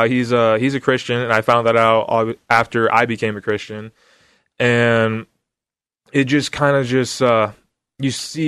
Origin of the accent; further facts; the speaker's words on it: Vancouver, Washington, United States; also born or lived in Portland, Oregon; I grew up in Vancouver